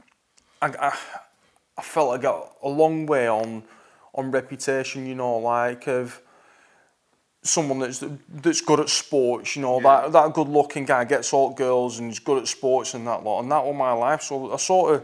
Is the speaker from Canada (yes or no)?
no; Preston, North West England, United Kingdom; I'm born and bred in Preston, currently live just outside of Preston